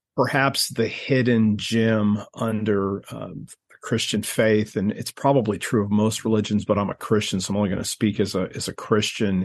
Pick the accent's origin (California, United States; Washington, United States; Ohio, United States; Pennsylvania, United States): Ohio, United States; I grew up in Ohio